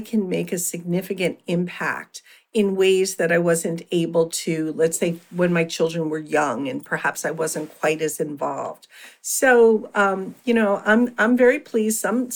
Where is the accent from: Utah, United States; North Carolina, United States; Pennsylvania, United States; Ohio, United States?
Pennsylvania, United States; Philadelphia; I had a solo private practice for many years in my hometown of Philadelphia